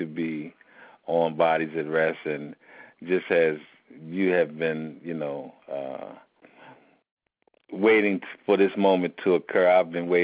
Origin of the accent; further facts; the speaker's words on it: Philadelphia, Pennsylvania, United States; I was born and raised in Philadelphia, Pennsylvania, and grew up in West Philly